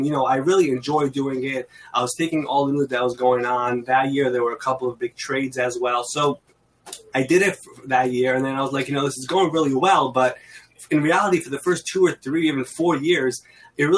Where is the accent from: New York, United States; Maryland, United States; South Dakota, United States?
New York, United States; New York City; I'm from New York. I've been in Queens, New York my entire life, actually.